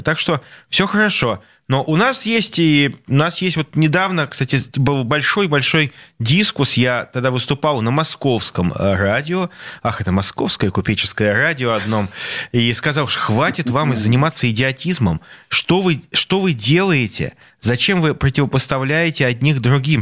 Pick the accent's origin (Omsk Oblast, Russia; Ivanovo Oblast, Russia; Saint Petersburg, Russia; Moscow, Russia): Saint Petersburg, Russia; я как петербуржец, как сноб, как петербургский шовинист